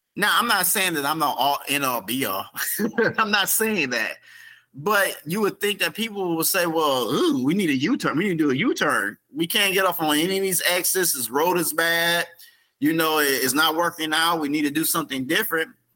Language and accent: English; South Bend, Indiana, United States; this is my hometown. This is where I live. This is where I'm raising my son at right now. This is where I was raised